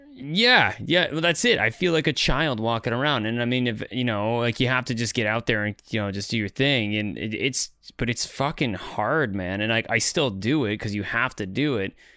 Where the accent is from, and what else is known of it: Canada; now in Netherlands